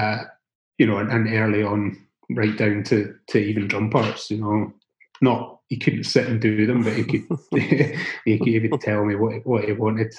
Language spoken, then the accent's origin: English; the Scottish Borders, Scotland, United Kingdom; growing up in the Borders, where, you know, there are no sort of actual live music venues